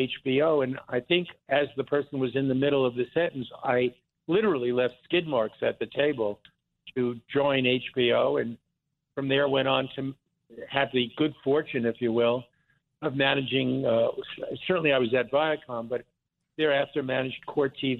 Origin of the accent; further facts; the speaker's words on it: Lawrence, New York, United States; also born or lived in Philadelphia; originally I grew up on Long Island, on the south shore of Long Island, in what I think was then and still called the Five Towns, Lawrence, Long Island